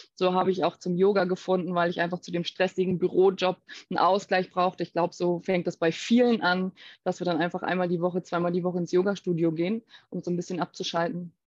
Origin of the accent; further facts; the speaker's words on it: Baltic coast, Mecklenburg-Vorpommern, Germany; also born or lived in Hamburg; now in Rishikesh, India; ich bin eben ursprünglich aus Deutschland, ganz ursprünglich von der Ostsee aus MacPom